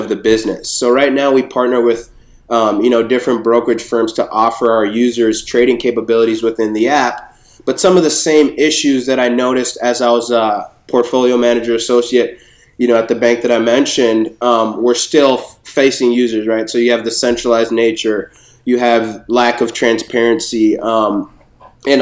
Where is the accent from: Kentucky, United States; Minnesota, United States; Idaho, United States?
Minnesota, United States; Minneapolis; also born or lived in Bronx, New York; I was born in the Bronx, but raised in Minneapolis